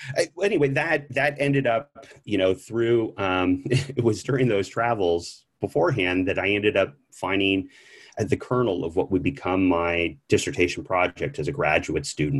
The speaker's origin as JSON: {"language": "English", "region": "Southern California", "country": "United States", "tie": "born or raised there", "also_born_or_lived": "Minnesota", "moved": "as an adult", "said": "I grew up in California"}